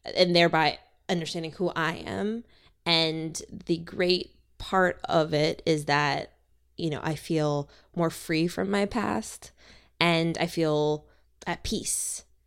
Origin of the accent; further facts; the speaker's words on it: Minnesota, United States; now in Los Angeles, United States; From my home in Los Angeles, to where I grew up in Minnesota